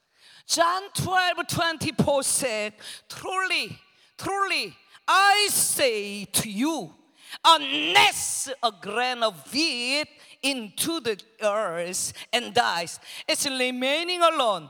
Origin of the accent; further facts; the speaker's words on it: Seoul, South Korea; English is a second language; moved away as an adult; now in Philippines; I was born in Seoul, Korea